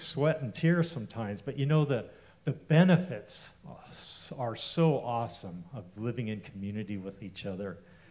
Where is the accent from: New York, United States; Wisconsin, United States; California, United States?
California, United States; Eureka; I grew up in Eureka, about 4 hours north of here